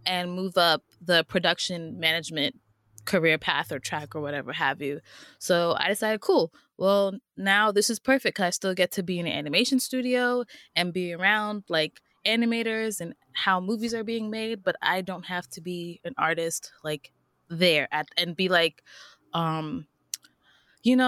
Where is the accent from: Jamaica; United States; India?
United States; New York City, New York; I'm from Queens